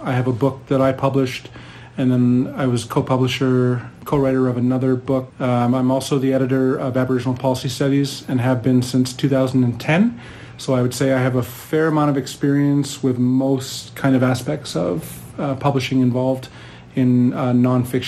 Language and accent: English; Prince Albert, Saskatchewan, Canada; moved away as an adult; also born or lived in Ontario; now in Edmonton, Canada; I'm Métis originally from the Parkland region of Saskatchewan. I grew up in Prince Albert and surrounding area in Saskatchewan.